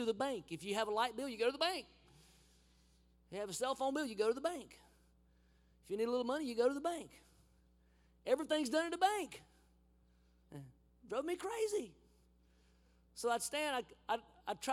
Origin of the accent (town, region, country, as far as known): United States; moved away; also born or lived in Honduras